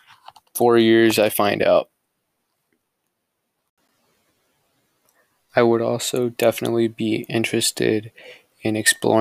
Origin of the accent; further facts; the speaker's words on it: Escondido, California, United States; also born or lived in Puebla, Mexico; when I was 2 years old, my family moved here to Escondido, California. Since then, I've lived in Escondido and have grown up here